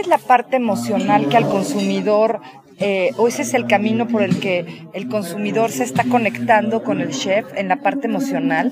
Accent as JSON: {"language": "Spanish", "country": "Mexico", "said": "somos los mismos mexicanos"}